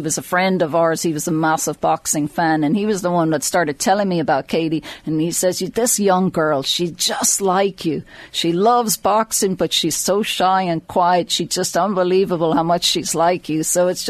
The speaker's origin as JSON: {"language": "English", "town": "Drogheda", "region": "Leinster", "country": "Ireland", "tie": "born or raised there", "said": "So I grew up just outside Drogheda, and my dad moved his dental practice into Drogheda"}